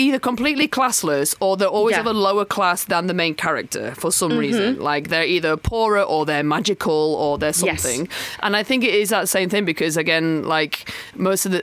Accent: the north of England, United Kingdom; accent: northern; I'm from the north, but when I'm in London, my northern accent becomes like a weirdly London north

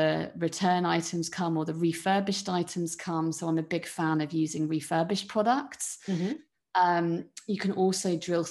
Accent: Cornwall, South West England, United Kingdom; I grew up in Cornwall

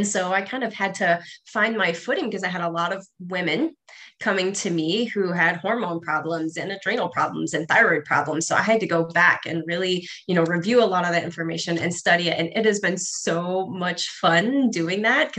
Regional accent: Ohio, United States; moved away as an adult; also born or lived in Arizona; I grew up in Ohio

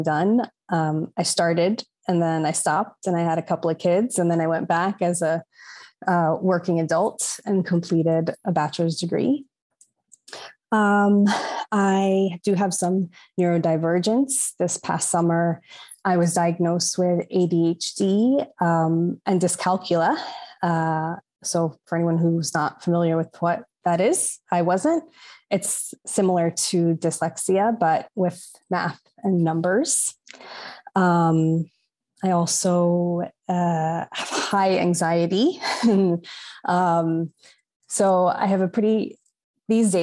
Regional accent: New York, United States; also born or lived in Long Island; So I'm a Latina, New Yorican. So I'm of Puerto Rican heritage, but born in New York

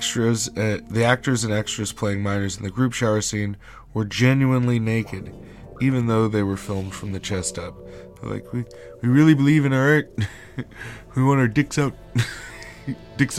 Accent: United States; I'm American

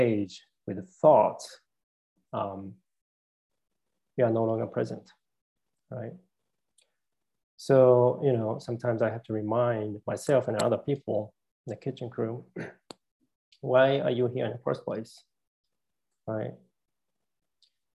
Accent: Tokyo, Japan; moved away as an adult; now in United States; I came originally from Japan. You know, I'm a male. You know, and I came from Tokyo, Japan. I lived in America for 20 years

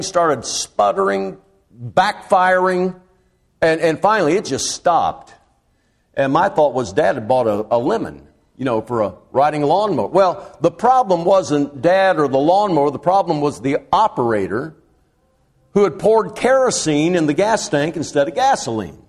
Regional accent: Champaign, Illinois, United States; I was born in Champaign

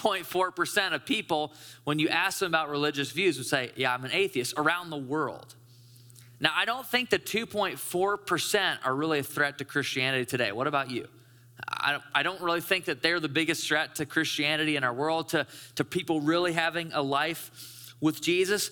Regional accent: Caledonia, Michigan, United States; I grew up in West Michigan. I grew up in like rural Caledonia.

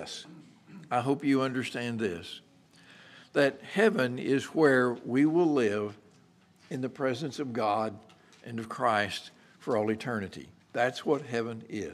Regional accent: Merkel, Texas, United States; growing up in the Methodist Church back in Merkle, Texas

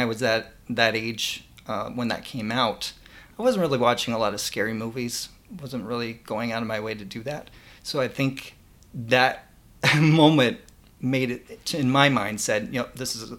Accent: Orlando, Florida, United States; Around Orlando.

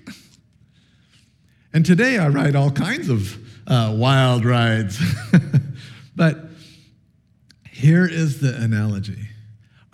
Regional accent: Sheridan, Oregon, United States; I grew up in Sheridan, Oregon.

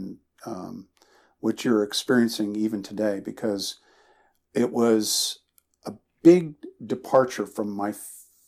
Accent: East Coast, United States; moved away as an adult; I grew up on the East Coast

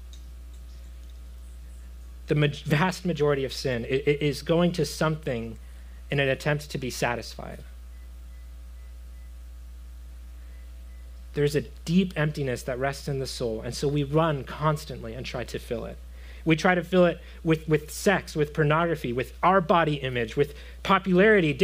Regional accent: Florida, United States; I come from Florida. I grew up in Florida

